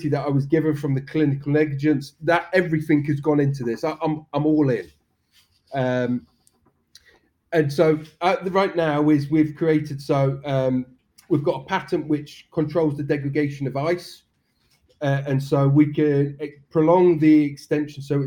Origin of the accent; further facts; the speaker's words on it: Swanage, South West England, United Kingdom; also born or lived in Spain; now in Poole, United Kingdom; I'm from Swanage, but live in Poole